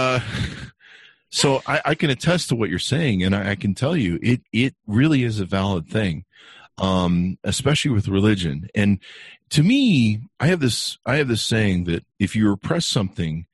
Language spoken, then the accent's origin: English; Utah, United States; I grew up in Utah, in my teens